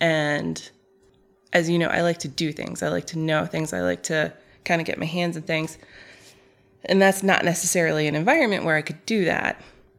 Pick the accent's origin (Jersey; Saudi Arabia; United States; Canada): Saudi Arabia; But so the reason it made its way into our home is because we were, again, growing up in Saudi Arabia.